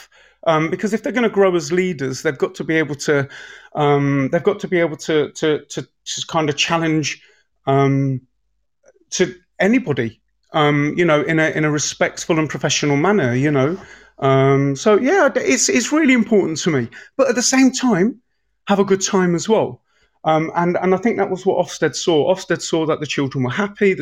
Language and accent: English; Leicester, East Midlands, United Kingdom; I'm actually from Braunston, so Braunston and Leicester's it's an estate, you know. And I'm proud to say I'm an estate kid. And I grew up there.